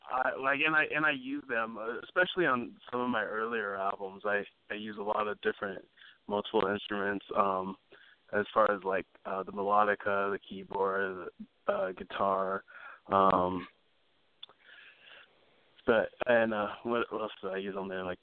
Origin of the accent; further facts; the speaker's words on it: Los Angeles, California, United States; also born or lived in Santa Barbara / Sacramento; I was born in uh, Santa Barbara, California, and then I moved around a lot when I was little. I lived in Sacramento a little bit and Los Angeles for most of it, um, and a little bit here and there on the East Coast.